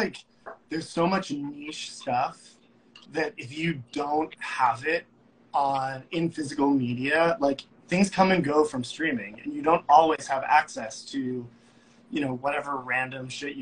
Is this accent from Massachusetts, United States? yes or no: yes; outside of Boston, Massachusetts, United States; moved away as an adult; also born or lived in Long Island, New York / New York City; So I grew up not far from here. I grew up outside of Boston in Massachusetts. And went to college on Long Island at Hofstra University.